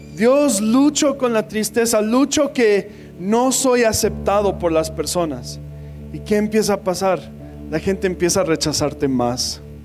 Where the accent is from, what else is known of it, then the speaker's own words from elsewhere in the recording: United States; Spanish is a second language; moved away; soy gringo